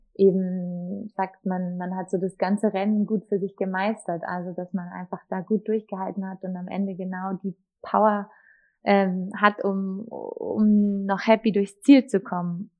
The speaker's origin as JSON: {"language": "German", "town": "Markt Indersdorf", "region": "Bavaria", "country": "Germany", "tie": "born or raised there", "also_born_or_lived": "Munich", "said": "ich bin ja in Dachau, im Markt Indersdorf geboren, im Landkreis Dachau"}